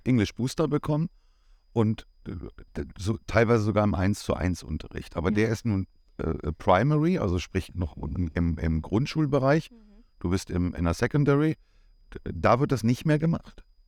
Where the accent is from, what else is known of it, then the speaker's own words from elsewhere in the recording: Germany; moved away as an adult; now in Cyprus; wir sind Deutsche